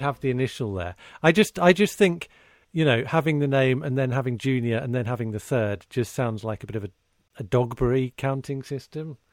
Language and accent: English; United Kingdom; as a Brit growing up, i, you know, in the, in the late twentieth century